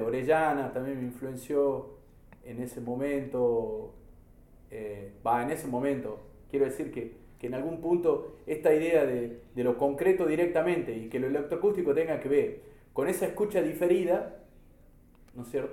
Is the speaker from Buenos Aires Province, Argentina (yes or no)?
no; Salta, Argentina; como sociedad argentina, como sociedad salteña